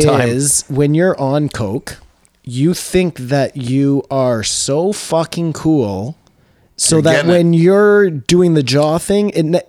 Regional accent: Canada

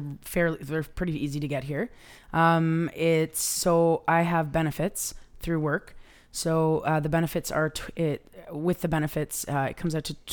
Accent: Canada; I love being Canadian

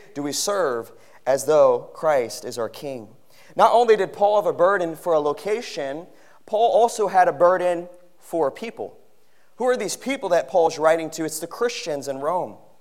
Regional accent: Philippines; moved away; growing up in the Philippines

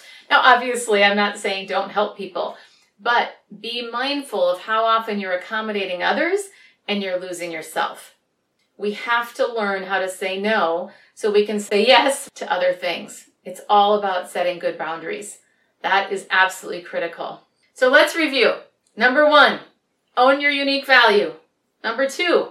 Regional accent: Minneapolis, Minnesota, United States; now in San Francisco, United States; I'm originally from Minneapolis, but I grew up, or rather, I now live in San Francisco

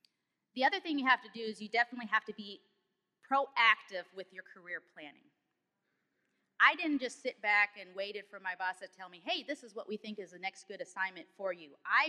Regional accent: Germany; also born or lived in Oklahoma City; now in Detroit, United States; Although I work here in Detroit in the Motor City, I'm actually from Oklahoma City. I'm really a military brat. And I was actually born and raised in Germany, and then I moved to Oklahoma due to Tinker Air Force Base

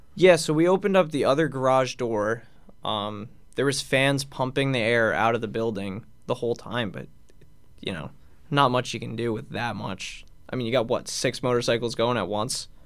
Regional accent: Long Island, New York, United States; I grew up in Long Island

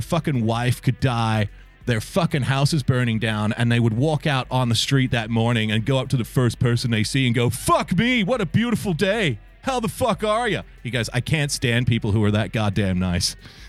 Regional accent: Western Sydney, New South Wales, Australia; I'm from Western Sydney, and I don't really sound like a lot of other Western Sydney people sound. I was raised by people who English is their second language.

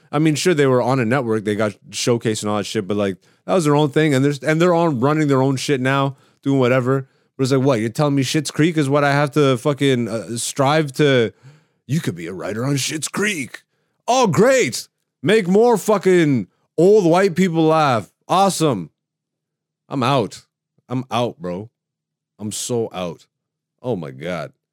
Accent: Greece; born there; I love Ethiopia. I have Ethiopian jokes. I'm, I'm I was born in Greece. I have Greek jokes

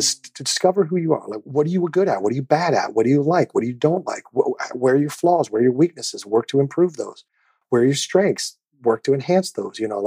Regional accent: Overland Park, Kansas, United States; moved away; I grew up in the Midwest. Overland Park, Kansas, to be specific. It was a little suburb of Kansas City.

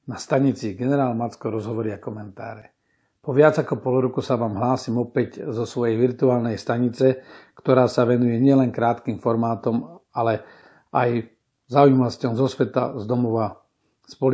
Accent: Radimov, Trnava Region, Slovakia; Áno, som záhorák z takého malého majera, budkovaný pri Holíči. Je to obec Radimov, Unín.

